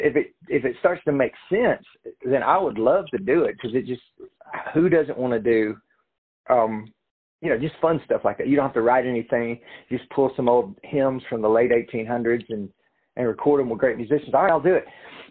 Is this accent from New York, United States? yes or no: no; Georgia, United States; And Octavia's from Alabama, Tate's from Mississippi, Leslie's from Chattanooga, and I'm from Georgia.